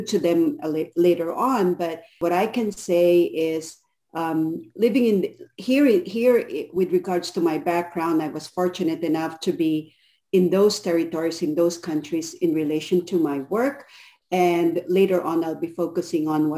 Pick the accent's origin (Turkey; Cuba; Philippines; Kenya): Philippines; moved away as an adult; now in United States; I'm originally from the Philippines, migrated here in the U.S.